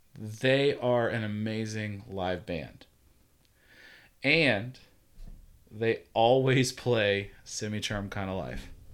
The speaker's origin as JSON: {"language": "English", "region": "Georgia", "country": "United States", "moved": "yes", "lives_now": "Virginia, United States", "said": "I'm from Georgia"}